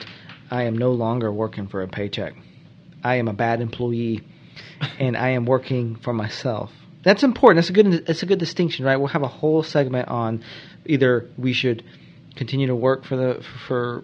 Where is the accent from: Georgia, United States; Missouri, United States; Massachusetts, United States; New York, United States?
Georgia, United States; moved away as an adult; also born or lived in North Carolina; now in Charlotte, United States; I work in the legal field. I'm starting my own business. I grew up in Georgia